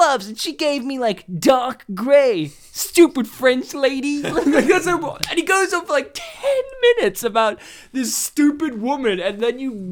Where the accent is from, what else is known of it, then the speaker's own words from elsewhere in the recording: Poland; We're not American. We're Polish.